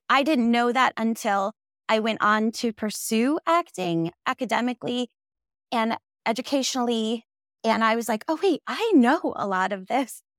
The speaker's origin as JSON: {"language": "English", "region": "Minnesota", "country": "United States", "tie": "born or raised there", "also_born_or_lived": "New York City", "moved": "as an adult", "lives_now": "Los Angeles, United States", "said": "I'm originally from Minnesota, went to school in New York City, and then moved to Los Angeles."}